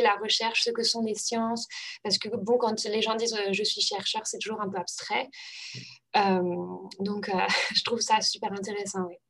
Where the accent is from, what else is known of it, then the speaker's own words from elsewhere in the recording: Normandy, France; moved away; also born or lived in Germany; c'était ma première langue en fait au collège euh, parce que euh, bah, j'habitais en Normandie